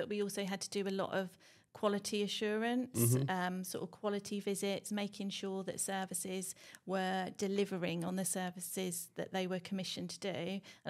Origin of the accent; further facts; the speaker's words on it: Norfolk, East of England, United Kingdom; moved away as an adult; also born or lived in London; we decided to relocate from London back to Norfolk, because I'm from Norfolk and grew up here.